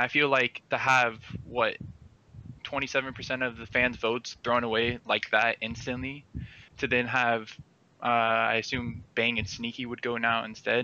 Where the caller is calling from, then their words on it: Miami, Florida, United States; Miami, Florida.